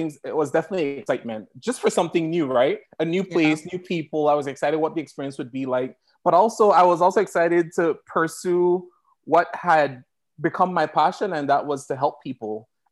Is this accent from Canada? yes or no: no; Belize; moved away as an adult; also born or lived in Massachusetts; now in Idaho, United States; I was born and raised in Belize